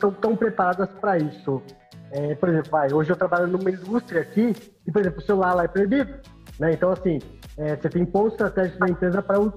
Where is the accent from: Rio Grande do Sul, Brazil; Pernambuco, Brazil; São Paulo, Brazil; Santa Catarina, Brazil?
São Paulo, Brazil; moved away; eu que vim de São Paulo, São Paulo você, você pega um ônibus lá, ou você pega um trem, um metrô, um trem, um ônibus, você fica 3, 4 horas no, no, no trânsito.